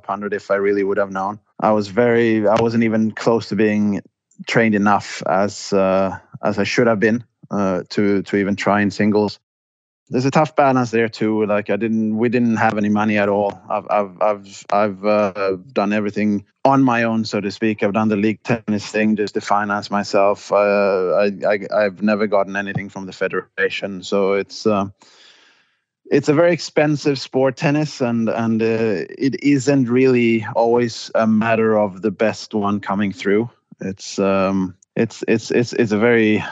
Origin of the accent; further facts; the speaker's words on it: Båstad, Skåne, Sweden; moved away as an adult; also born or lived in Stockholm / London; I grew up in Båstad